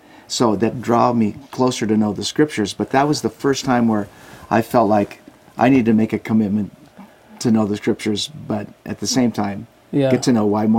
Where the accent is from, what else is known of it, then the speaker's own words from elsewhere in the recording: Southern California, United States; now in Hawaii, United States; I was a surfer from Southern California.